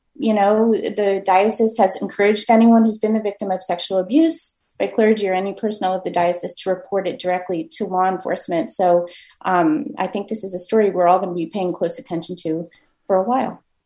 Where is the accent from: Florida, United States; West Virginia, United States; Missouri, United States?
Florida, United States; Miami; now in Massachusetts, United States; I'm from Miami originally